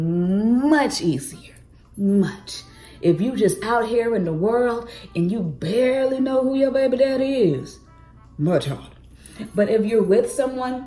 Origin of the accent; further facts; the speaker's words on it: Atlanta, Georgia, United States; also born or lived in Cleveland; I'm from Atlanta, Georgia, but I had a job in Cleveland.